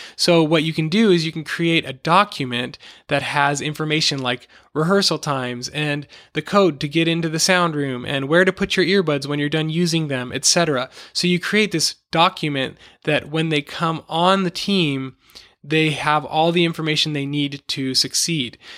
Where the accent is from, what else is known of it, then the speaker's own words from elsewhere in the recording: Los Angeles, California, United States; moved away as an adult; my family and I moved back to my hometown in Los Angeles